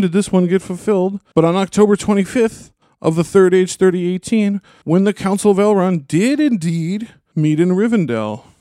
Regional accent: Minnesota, United States; as a Minnesotan

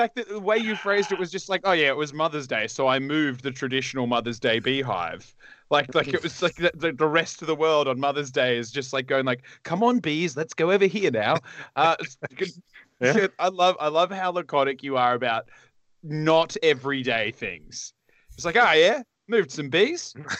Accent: Australia; down there, we kind of are the butt of the world. Like, I mean, if you think about the world as a person, we're on the lower back area.

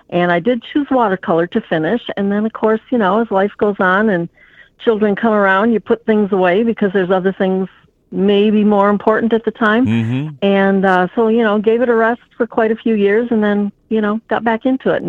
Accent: Midwest, United States; also born or lived in Fond du Lac, Wisconsin; Well, I was born in Fond du Lac, Wisconsin. I was raised kind of along around in the Midwest. My dad uh, was transferred quite frequently.

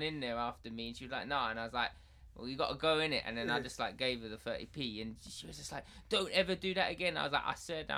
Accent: Essex, East of England, United Kingdom; I'm from Essex

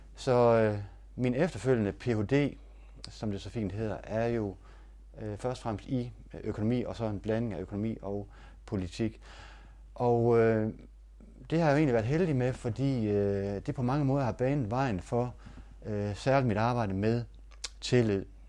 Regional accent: Denmark; jeg var fra Danmark

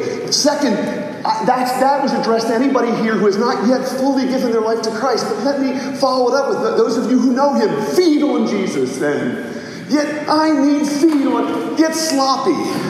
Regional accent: Mississippi, United States; because when I was a child, growing up in Mississippi, he described how they would work in the fields during the day

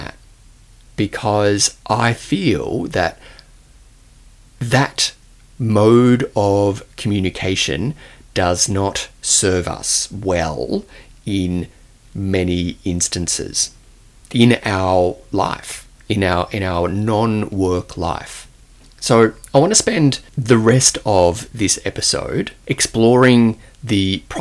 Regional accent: Australia; accent: Australian; my Australian accent

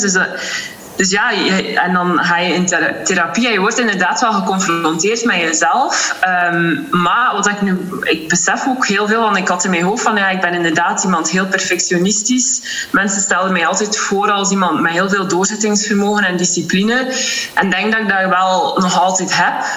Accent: Ostend, Flanders, Belgium; Ik ben afkomstig uit Oostende

